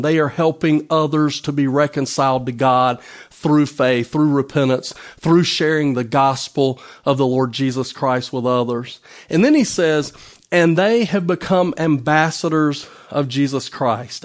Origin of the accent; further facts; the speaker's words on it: United States; I'm no longer just an American citizen